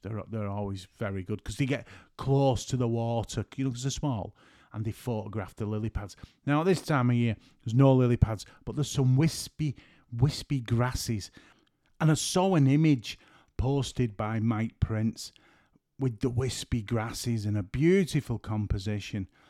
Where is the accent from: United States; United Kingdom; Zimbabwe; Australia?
United Kingdom; St Helens, North West England; I'm from Saint Helens.